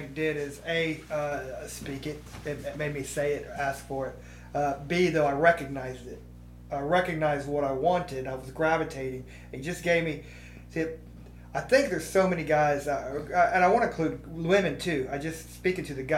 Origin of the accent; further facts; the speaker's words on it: Missouri, United States; now in Columbus, Mississippi, United States; I'm actually from Missouri. Like, I was born there, and so I kind of grew up on that Katy Trail